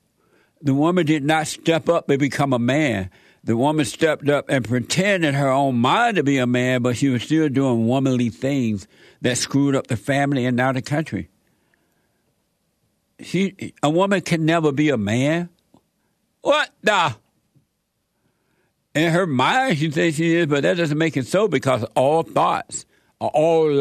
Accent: Alabama, United States; I grew up with him all my life down in Alabama

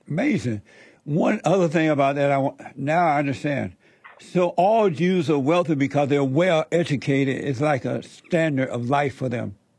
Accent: Alabama, United States; I grew up in Alabama under Jim Crow on a plantation

